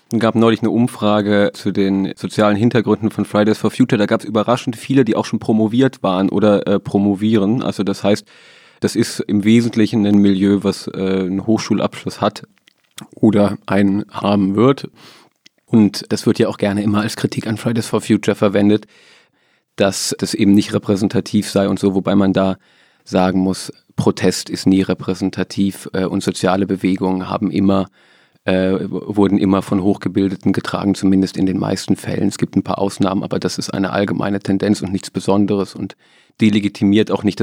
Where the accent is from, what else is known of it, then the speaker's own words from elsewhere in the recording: Hesse, Germany; Ich komme da aus der Nähe her, aus Nordhessen äh, und weiß darum, dass diese Gegend immer mal wieder als strukturschwach äh, beschrieben wird